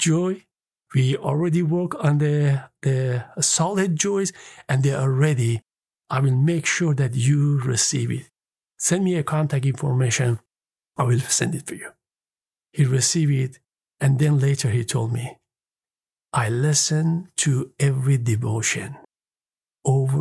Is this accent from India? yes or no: no; Iran; moved away; I was born in Iran.